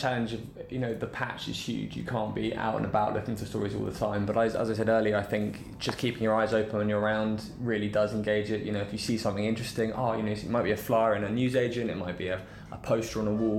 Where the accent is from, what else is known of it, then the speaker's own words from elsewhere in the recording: London, United Kingdom; I was from East London and lived in North quite a long time